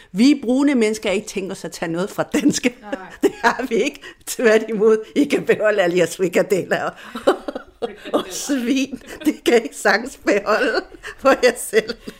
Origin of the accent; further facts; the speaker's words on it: Chile; first language Spanish; Danish is a second language; now in Denmark; Jeg er jo chilener fuldt ud, fodblods på alle måder. Altså, jeg har chilensk pas, jeg bor bare i Danmark